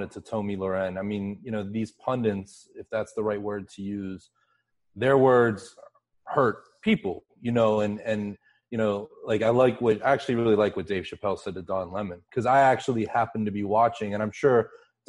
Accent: Pittsburgh, Pennsylvania, United States; I grew up in Pittsburgh, which is, I grew up about 30 minutes from the Ohio border.

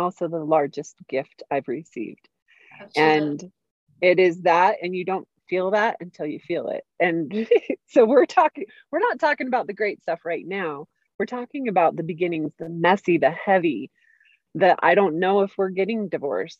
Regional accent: St. George, Utah, United States; moved away; I went to my hometown of St. George, Utah

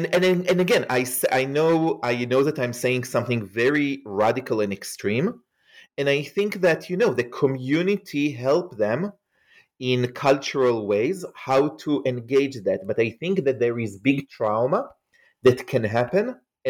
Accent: Israel; English is a second language; moved away; So as you can hear probably from my accent, I am not an American. I grew up in Israel. I grew up in an ultra-Orthodox Hasidic community, which is the more extreme community inside the Jewish tradition.

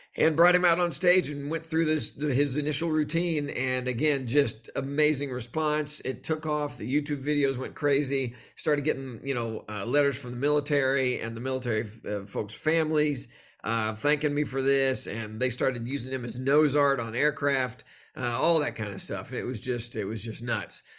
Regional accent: Texas, United States; I grew up in Texas

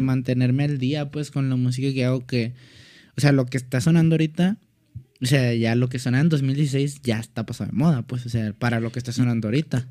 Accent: Ciudad Juárez, Chihuahua, Mexico; me paro mucho el cuello, la neta, de que soy de Juárez

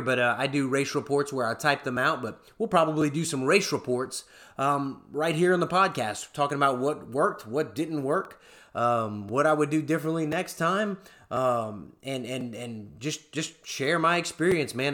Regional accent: South Louisiana, United States; accent: Cajun; moved away as an adult; now in Oklahoma, United States; I am from Louisiana, South Louisiana. You'll be hearing that Cajun accent come out from time to time.

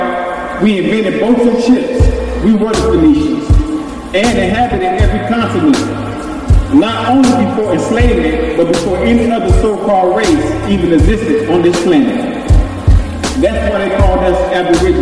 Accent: Chicago, Illinois, United States; My family was born and raised in Inglewood, and I grew up on 69th School. So it's a blessing for me to come back and give to my community

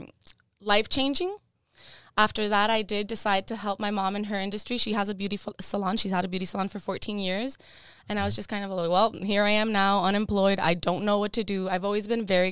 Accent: Miami, Florida, United States; first language Spanish; English is a second language; I do come from Cuban parents, born and raised in Miami

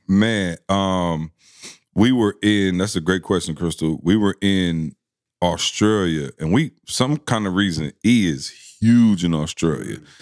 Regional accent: Lansing, Michigan, United States; I'm from Lansing, Michigan

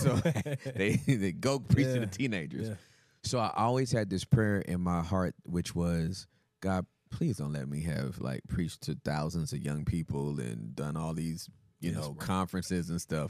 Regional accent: Inglewood, California, United States; moved away; I'm Inglewood. Inglewood, Cali.

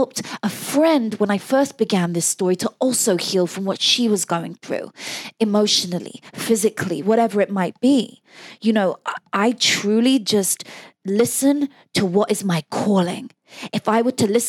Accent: Oxfordshire, South East England, United Kingdom; I grew up in Oxfordshire, which is a beautiful city where Oxford University is

